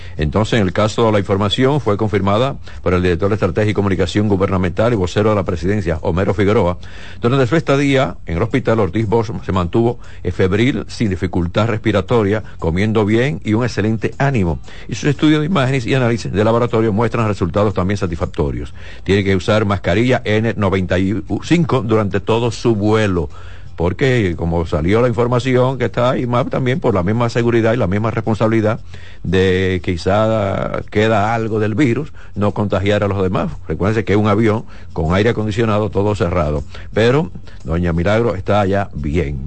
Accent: Dominican Republic; somos dominicanos

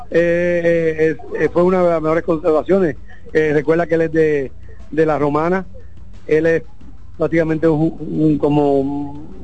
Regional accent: Puerto Rico; moved away; yo soy boricua, un país que a veces empieza rivalidad.

